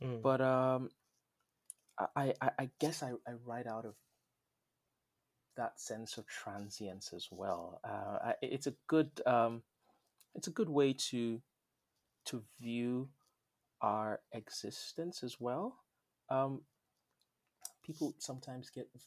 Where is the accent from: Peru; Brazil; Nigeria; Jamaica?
Nigeria; moved away; When I was growing up in Nigeria, I always felt like an outsider, even when I lived in my own country